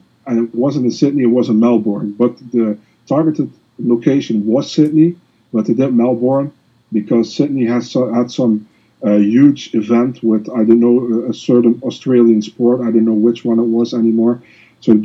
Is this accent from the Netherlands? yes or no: yes; Netherlands; English is a second language; I'm not from the U.S. I'm from the Netherlands.